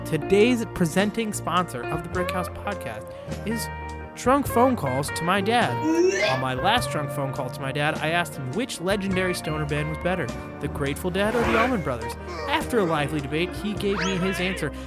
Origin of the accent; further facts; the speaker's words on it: Silver Spring, Maryland, United States; also born or lived in Washington, D.C.; now in New York, United States; I actually tell people I'm from Silver Spring and where I went to high school